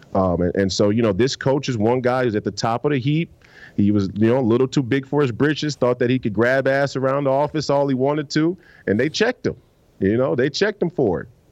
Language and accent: English; Minneapolis, Minnesota, United States; I'm from the Twin Cities